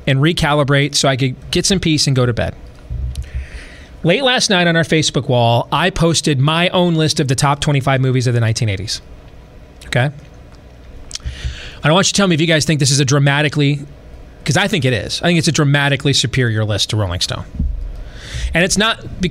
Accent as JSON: {"language": "English", "region": "Midwest", "country": "United States", "said": "That's the Midwestern guy in me."}